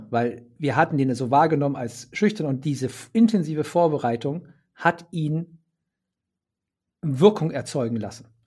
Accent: Bremen, Germany; ich sage es jetzt mal als Bremer, war es weder Fisch noch Fleisch.

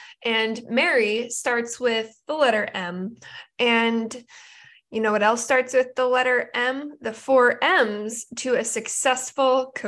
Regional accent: Oregon, United States; now in Southern California, United States; I'm in Southern California. I'm from Oregon. That's where my whole family lives.

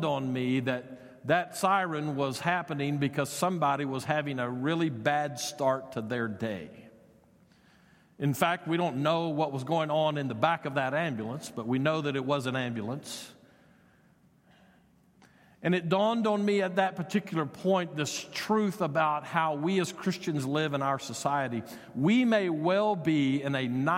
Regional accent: United States; we as American citizens

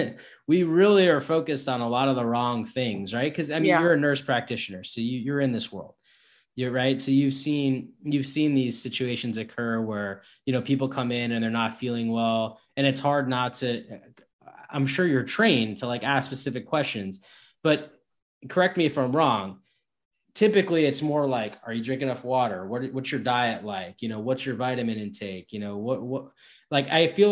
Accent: New Jersey, United States; also born or lived in New York; we moved from New York to New Jersey, I was about 8 years old

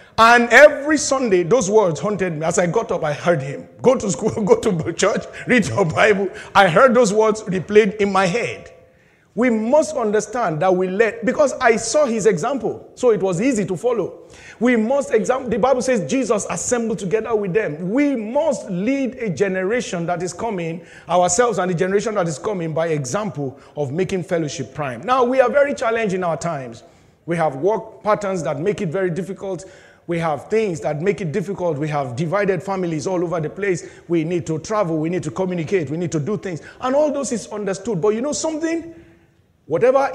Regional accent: Nigeria; moved away as an adult; I was very young in secondary school, back in my home country, Nigeria, I was in boarding house

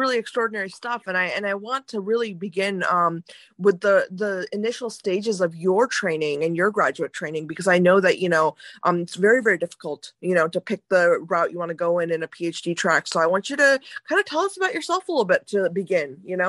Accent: East Lansing, Michigan, United States; East Lansing. I grew up in East Lansing.

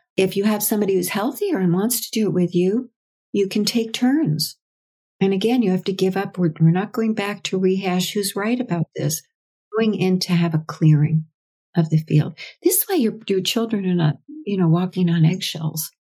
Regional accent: United States; I'm American

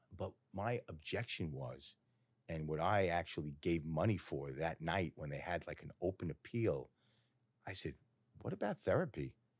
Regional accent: Woodmere, New York, United States; also born or lived in Great Neck; Grew up in Woodmere.

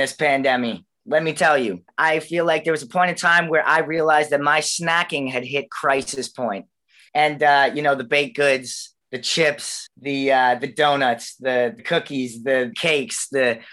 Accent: Canada; I was born and raised in Canada, and that's kind of all I know

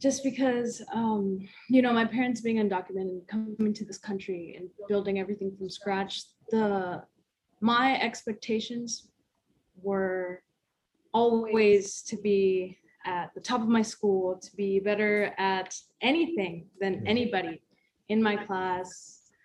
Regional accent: Las Vegas, Nevada, United States; moved away as an adult; I'm originally from Las Vegas

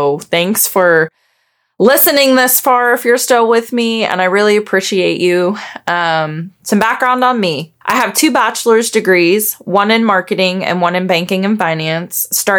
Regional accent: Backwoods, West Virginia, United States; I grew up in Backwoods, West Virginia. My parents currently have 60 acres in West Virginia.

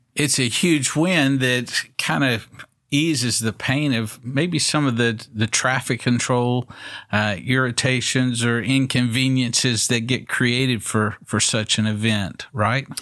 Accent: Waco, Texas, United States; I grew up here in Waco

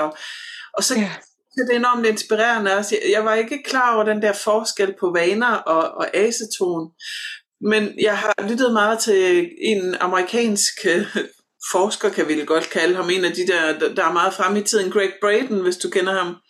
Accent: Southern Jutland, Southern Denmark, Denmark; der hvor jeg kommer fra i Sønderjylland

